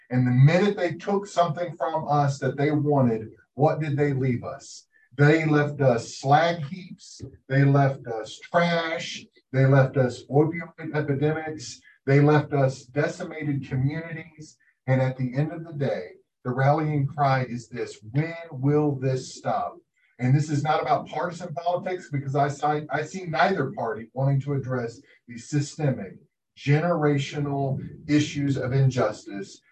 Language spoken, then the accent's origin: English; Appalachia, United States; also born or lived in Pike County, Kentucky; I am Appalachian